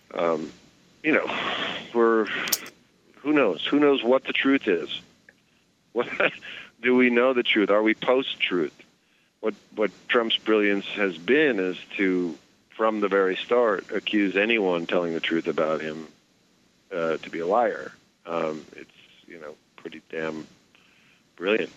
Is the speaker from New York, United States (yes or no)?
yes; New York City, New York, United States; I grew up in New York City